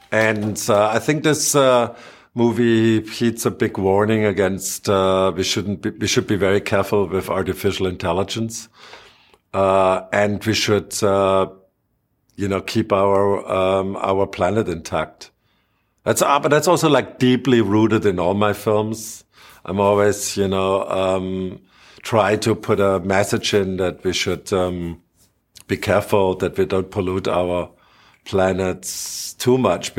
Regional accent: Germany; I grew up in Germany, and Germany, we don't have like really superheroes.

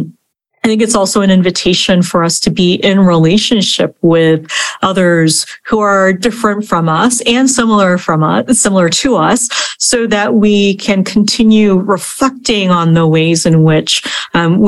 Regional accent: Kansas, United States; moved away; also born or lived in Korea; I'm a 40 something Korean American woman, I'm Asian American, 1.5 generation immigrant. I also grew up in the Midwest in Kansas

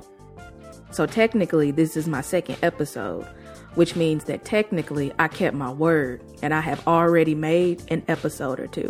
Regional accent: Texas, United States; I'm from Texas. We like sweet tea.

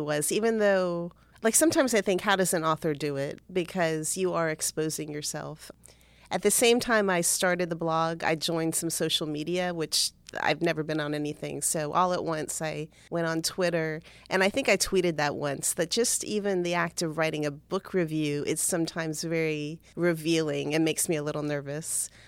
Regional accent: Cutler Ridge, Florida, United States; I grew up in Cutler Ridge, that's in South Florida

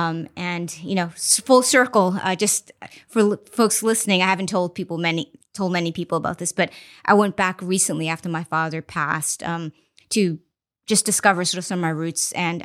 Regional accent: Mozambique; also born or lived in China; So I was born in China, but I actually grew up in Mozambique, Africa.

